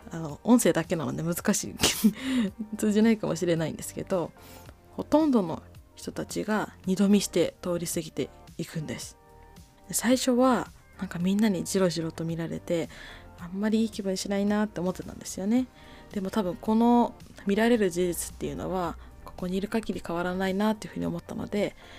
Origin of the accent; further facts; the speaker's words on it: Japan; 私は日本生まれ日本育ちの純日本人です